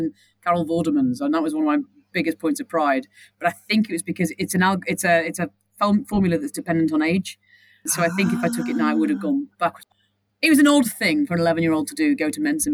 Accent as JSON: {"language": "English", "town": "Southport", "region": "North West England", "country": "United Kingdom", "tie": "born or raised there", "moved": "yes", "lives_now": "London, United Kingdom", "said": "I grew up in Southport"}